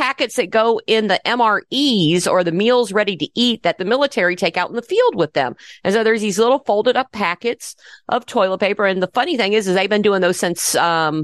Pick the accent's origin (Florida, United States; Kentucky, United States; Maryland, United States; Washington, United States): Florida, United States; I grew up in Florida